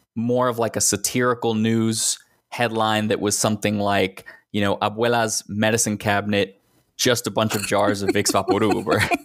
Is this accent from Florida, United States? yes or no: no; Texas, United States; also born or lived in Northeast United States; now in Northeastern United States; I grew up in Texas